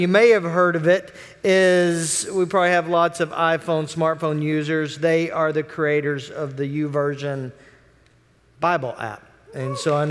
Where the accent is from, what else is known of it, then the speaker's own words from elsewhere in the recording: Oklahoma City, Oklahoma, United States; I am from Oklahoma City